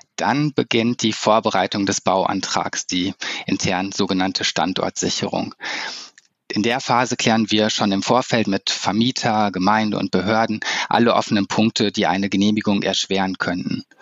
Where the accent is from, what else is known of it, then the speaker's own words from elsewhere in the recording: Cologne, North Rhine-Westphalia, Germany; für mich als Kölner